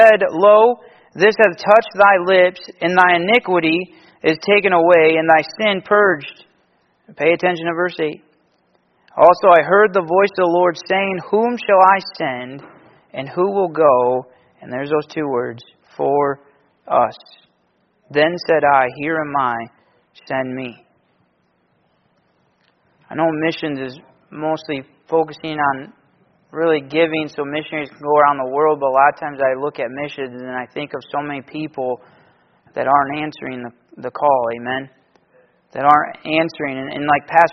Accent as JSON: {"language": "English", "region": "Michigan", "country": "United States", "said": "I'm from Michigan"}